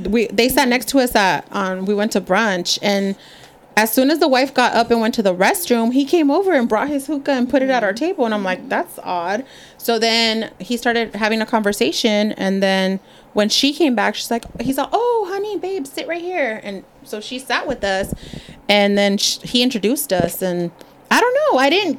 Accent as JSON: {"language": "English", "town": "Chula Vista", "region": "California", "country": "United States", "said": "I'm from Chula Vista."}